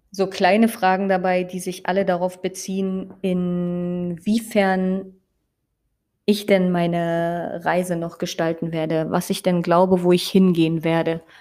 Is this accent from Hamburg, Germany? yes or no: no; Brandenburg, Germany; Und ich mag auch meine Heimatstadt sehr gerne und ich liebe es auch einfach durch den Spreewald zu laufen.